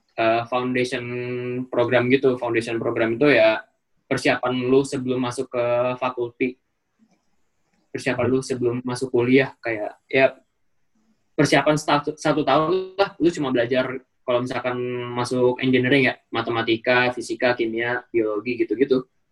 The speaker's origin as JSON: {"language": "Indonesian", "country": "Indonesia", "also_born_or_lived": "Malaysia", "moved": "as an adult", "said": "gua orang Indonesia"}